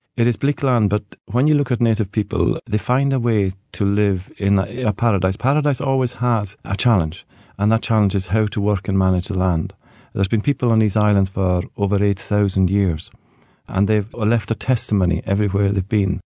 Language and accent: English; Hebrides, Scotland, United Kingdom; growing up in the Hebrides